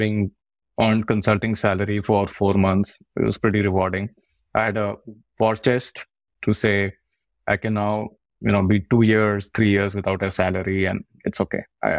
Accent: India; moved away as an adult; So he offered a couple of us in the department because he knew like we are just moved from India. We don't have a lot of resources.

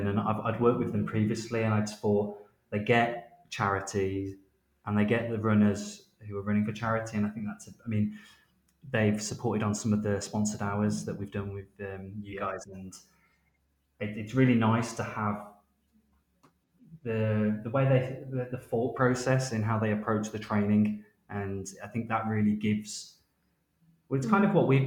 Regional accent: Wolverhampton, West Midlands, United Kingdom; now in London, United Kingdom; we're based in London. I know London. I'm from Wolverhampton.

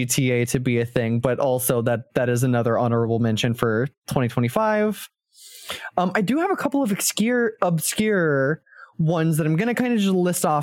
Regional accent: United States; I am an American

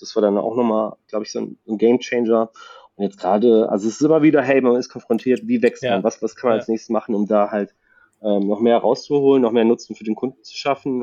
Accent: La Paz, Bolivia; now in Cologne, Germany; Ich komme aus La Paz, Bolivien

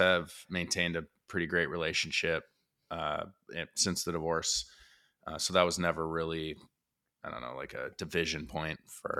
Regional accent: Illinois, United States; Well, I was born in the Chicago area

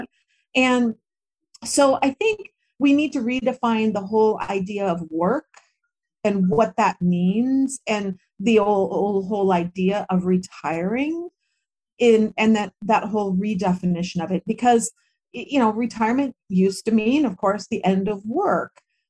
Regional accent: United States; moved away as an adult; Like, I am an American girl through and through, right? The values that were instilled in me in my country, and I was a Girl Scout and all of that, and that's just not going to change.

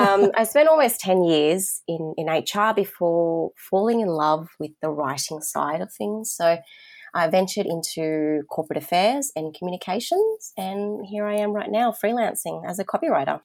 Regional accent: Sydney, New South Wales, Australia; growing up in the southwest of Sydney, which is home to the most diverse communities in Australia

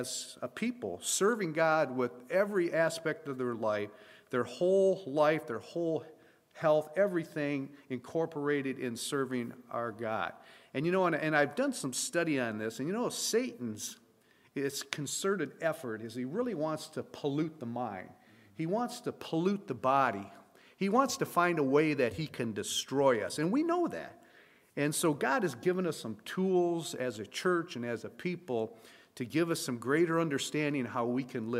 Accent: Flint, Michigan, United States; I was born and raised in Flint, Michigan

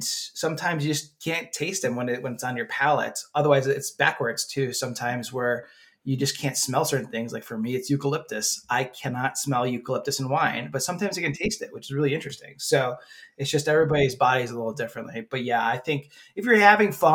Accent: United States; moved away; Where I grew up in Wegmans

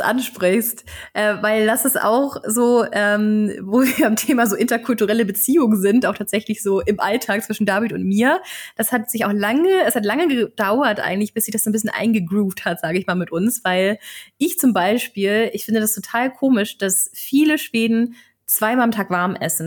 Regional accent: Germany; als Deutsche

